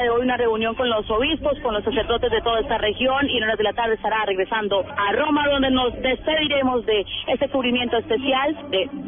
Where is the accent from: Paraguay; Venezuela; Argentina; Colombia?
Paraguay; San Lorenzo, Central; San Lorenzo, Paraguay.